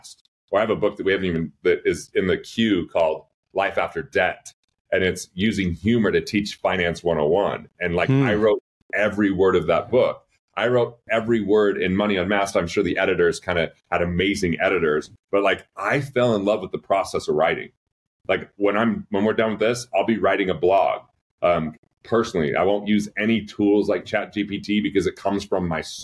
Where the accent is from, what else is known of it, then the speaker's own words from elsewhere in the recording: Price, Utah, United States; also born or lived in East Carbon, Utah; the town Price I lived in from there